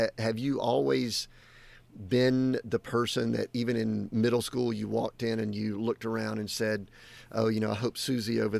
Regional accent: the South, United States; I grew up in the South too

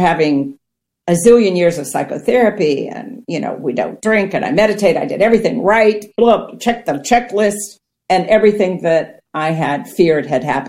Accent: Ohio, United States; I grew up on farmland in Ohio

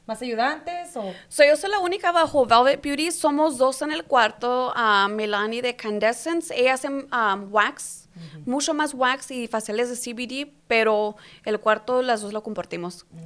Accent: Yuma, Arizona, United States; also born or lived in Calexico, California; Pueblitos, sí, de, Caléxico Calexico, California, de son, pues también me crié en Yuma y en Salado de San Luis, ahí está mi mamá y toda mi ah. familia.

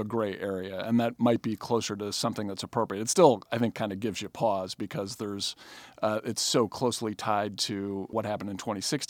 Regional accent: Chicago, Illinois, United States; I'm from Chicago.

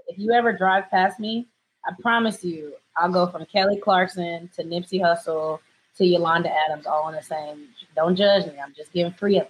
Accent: Japan; also born or lived in Germany; So growing up in Japan was fine because we lived on an American base and everyone was Black there.

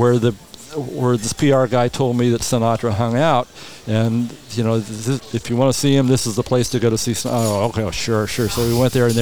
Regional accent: Whittier, California, United States; moved away as an adult; also born or lived in San Francisco; now in Coachella Valley, United States; I grew up in Whittier, and very smoggy town and outside of Los Angeles

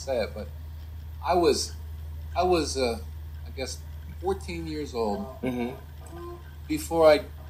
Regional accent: Philadelphia, Pennsylvania, United States; I grew up in Philadelphia

